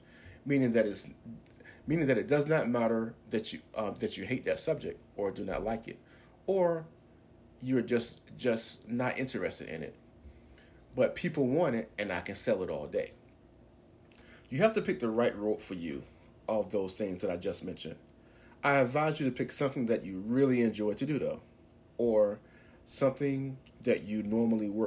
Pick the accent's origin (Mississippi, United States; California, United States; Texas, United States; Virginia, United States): Virginia, United States; Norfolk; as a teenager in high school growing up in Norfolk, Virginia